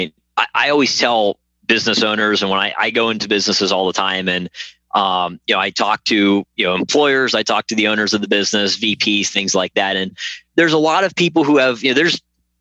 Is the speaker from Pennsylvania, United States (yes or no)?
yes; Pennsylvania, United States; moved away; I'm originally from Pennsylvania